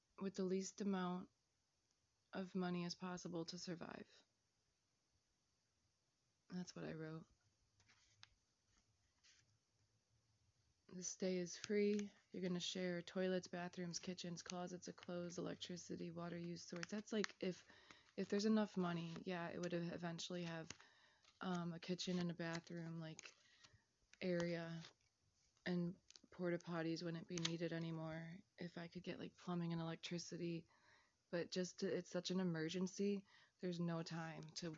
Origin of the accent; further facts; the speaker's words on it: Chicago, Illinois, United States; I'm Chicagoan.